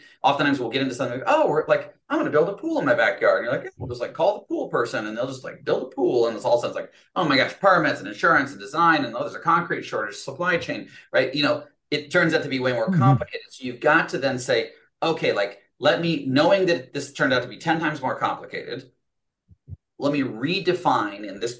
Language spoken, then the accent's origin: English; Fort Collins, Colorado, United States; There we go. My hometown.